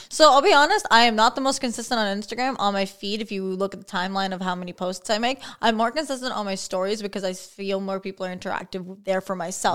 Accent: St. Catharines, Ontario, Canada; born and raised in Saint Catharines, actually.

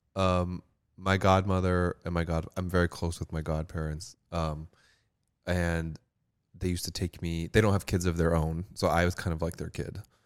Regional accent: Pembroke Pines, Florida, United States; moved away as an adult; also born or lived in Hialeah, Florida; now in New York City, United States; I grew up in Pembroke Pines, Florida

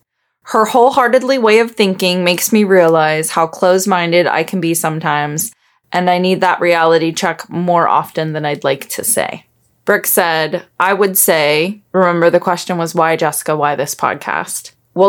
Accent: Backwoods, West Virginia, United States; I grew up in Backwoods, West Virginia. My parents currently have 60 acres in West Virginia.

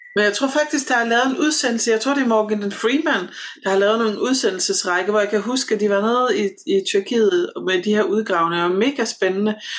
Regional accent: Southern Jutland, Southern Denmark, Denmark; der hvor jeg kommer fra i Sønderjylland

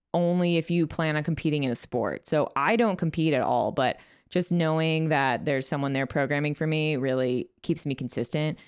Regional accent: Chicago, Illinois, United States; moved away as an adult; also born or lived in Pittsburg, Kansas; So I moved from Chicago, where I lived my whole life, to a small town in Pittsburgh, Kansas.

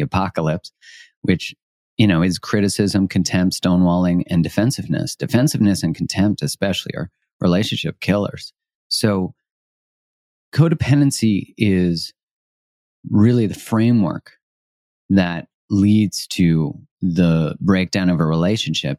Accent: Canada; I'm Canadian, and Canadians, I would say, culturally, people kind of laugh at 'cause we say sorry for everything

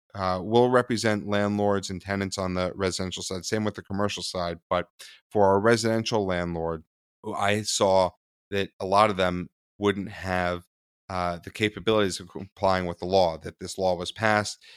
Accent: New York City, New York, United States; I was born in Manhattan on the Upper East Side

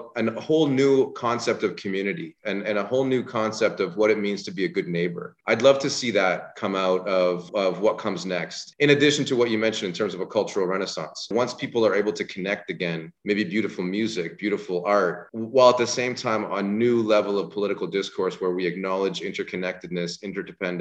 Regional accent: Canada; as a Canadian

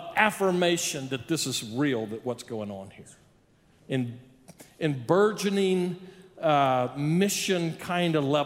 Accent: Odessa, Texas, United States; now in El Paso, United States; I grew up in Odessa, but I've learned some other things here in El Paso.

